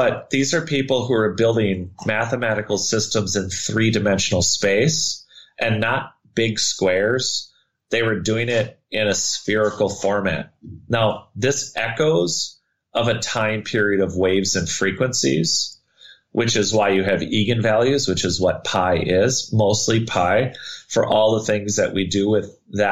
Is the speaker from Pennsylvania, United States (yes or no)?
no; Minnesota, United States; I grew up in Minnesota